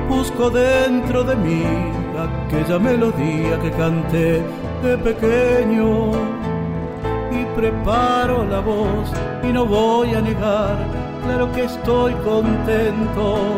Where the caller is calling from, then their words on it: Formosa, Argentina; Desde la provincia de Formosa los saluda …, intérprete folclórico nacional.